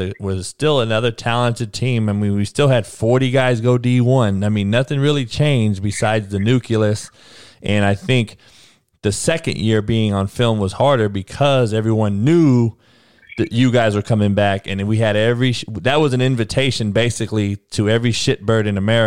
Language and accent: English; California, United States; they know I'm from Cali